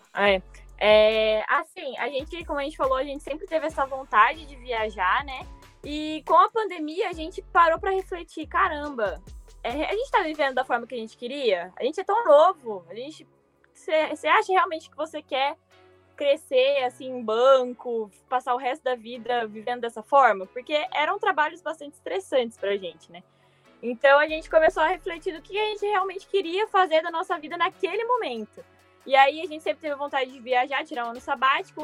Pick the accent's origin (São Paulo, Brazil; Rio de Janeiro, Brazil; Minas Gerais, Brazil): São Paulo, Brazil; Mogi das Cruzes; moved away as an adult; Nós somos de Mogi, mas a gente trabalhava em São Paulo, então a gente morava em São Paulo